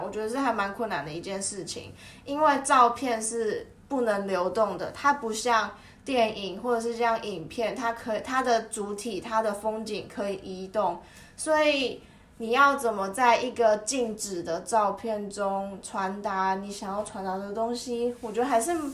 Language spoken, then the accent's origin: Chinese; Taiwan; 身为一个台湾人